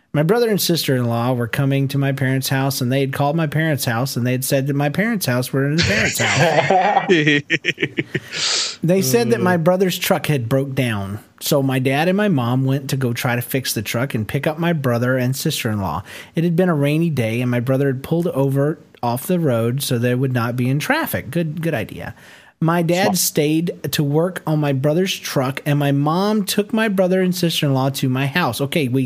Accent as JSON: {"language": "English", "town": "Rome", "region": "Georgia", "country": "United States", "tie": "born or raised there", "said": "Since I was raised in Rome, Georgia, the Southern accent was pretty prevalent."}